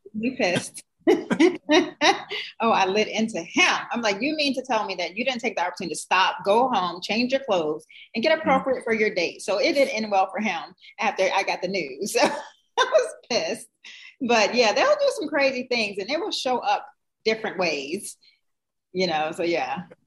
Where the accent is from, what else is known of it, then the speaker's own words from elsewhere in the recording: New Jersey, United States; I'm from Jersey